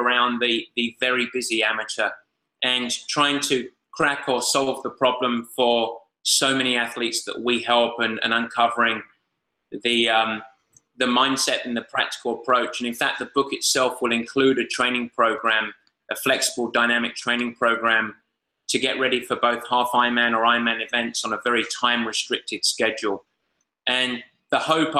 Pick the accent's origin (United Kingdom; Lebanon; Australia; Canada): United Kingdom; England; I'm English